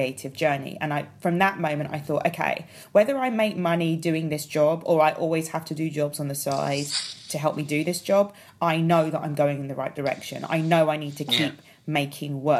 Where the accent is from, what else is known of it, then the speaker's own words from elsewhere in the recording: London, United Kingdom; I'm a Londoner